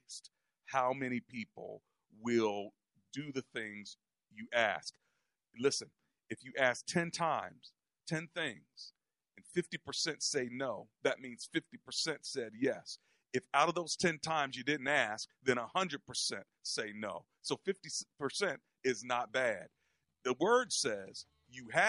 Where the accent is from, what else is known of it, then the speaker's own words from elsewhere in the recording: United States; we're from America